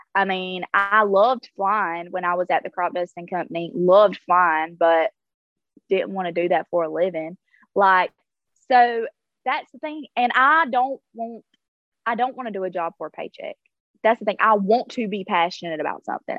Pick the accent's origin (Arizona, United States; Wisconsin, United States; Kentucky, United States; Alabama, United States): Alabama, United States; South; growing up in South Alabama, I was allowed to stay the night with people